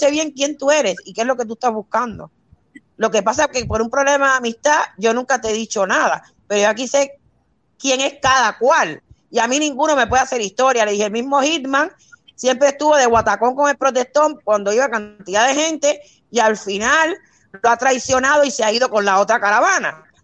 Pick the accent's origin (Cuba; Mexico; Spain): Cuba; mira, yo soy cubana. Ustedes de cómo son los cubanos no me pueden contar historia a mí. Porque es que yo soy china, yo no soy extranjera, soy cubana.